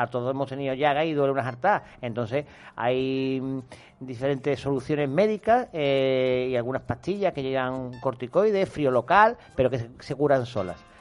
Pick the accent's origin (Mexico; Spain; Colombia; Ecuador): Spain; Sanlúcar la Mayor, Andalusia; Yo de San Lucas Mayor.